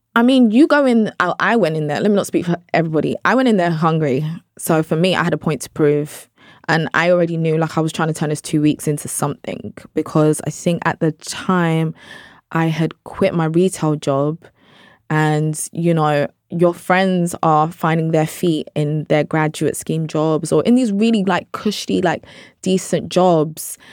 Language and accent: English; London, United Kingdom; I'm British Nigerian, I'm from South London.